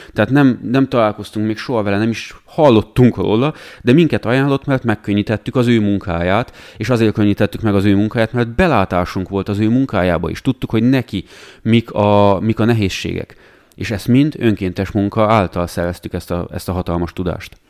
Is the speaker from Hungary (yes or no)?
no; Romania; mi, hogy Romániában nőttünk fel, ott láttuk